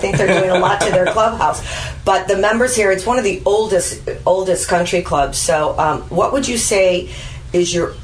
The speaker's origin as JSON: {"language": "English", "town": "Glen Ellyn", "region": "Illinois", "country": "United States", "said": "I'm from Glen Ellen."}